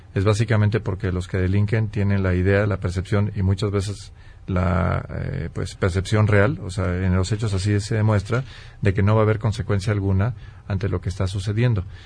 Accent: Mexico; como mexicano

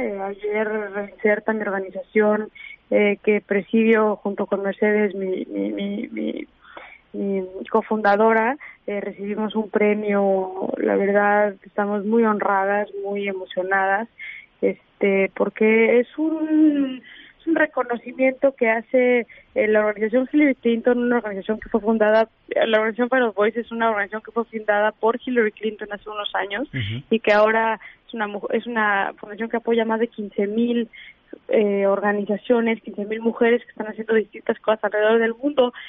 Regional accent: Mexico; como mexicanos

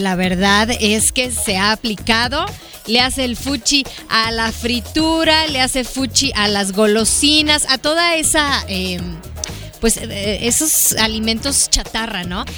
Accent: Hermosillo, Sonora, Mexico; Somos paisanos. Somos de Hermosillo

